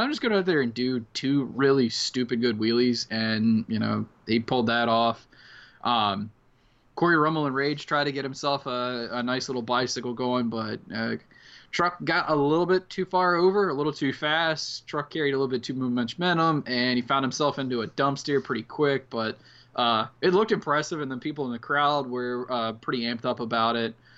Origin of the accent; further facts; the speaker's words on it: Outer Banks, North Carolina, United States; the Outer Banks, North Carolina, where I'm from